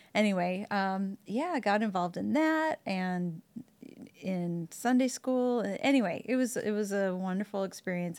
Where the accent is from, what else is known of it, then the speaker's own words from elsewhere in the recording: Waukesha, Wisconsin, United States; moved away; I grew up in Waukesha, Wisconsin